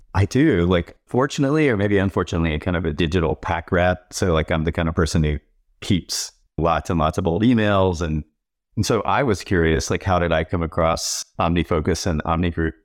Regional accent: North Carolina, United States; moved away as an adult; now in New York, United States; I grew up in North Carolina. I'm a dyed in the wool Southerner.

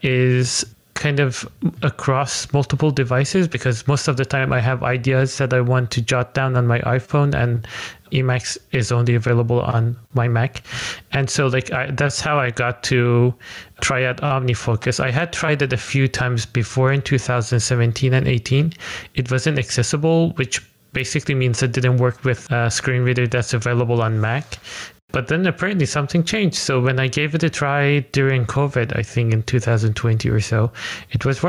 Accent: Iran; moved away as an adult; now in Netherlands; So I'm actually originally from Iran. I moved to the Netherlands 5 years ago.

